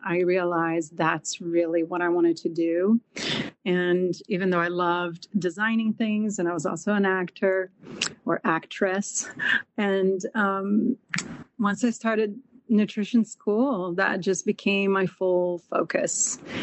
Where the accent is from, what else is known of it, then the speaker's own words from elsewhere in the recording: Brazil; moved away as an adult; now in United States; I grew up in Brazil